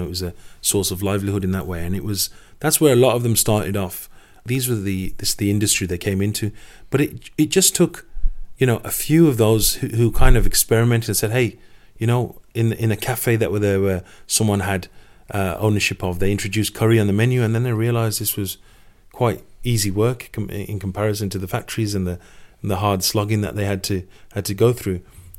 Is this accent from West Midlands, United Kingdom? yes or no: yes; Sparkbrook, West Midlands, United Kingdom; Sparkbrook has been a classic example. I was born and raised in Sparkbrook.